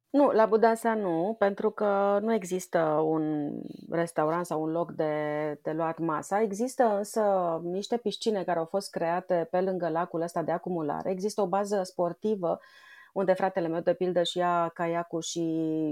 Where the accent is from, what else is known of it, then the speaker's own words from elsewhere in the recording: Budeasa, Argeș, Romania; now in Bucharest, Romania; eu am copilărit la țară, lângă Pitești, la Budeasa